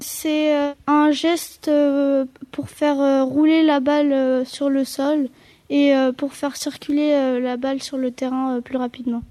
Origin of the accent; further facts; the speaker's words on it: Versailles, Île-de-France, France; j'ai 13 ans et euh, je viens de Versailles